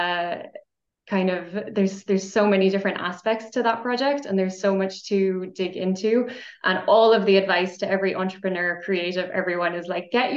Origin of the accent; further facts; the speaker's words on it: Ireland; now in Austria; I'm Irish. I'm coming to you from Austria